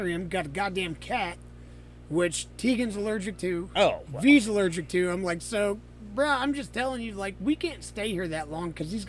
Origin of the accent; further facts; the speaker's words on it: Naples, Florida, United States; moved away; To my hometown. Yes. Down in Naples.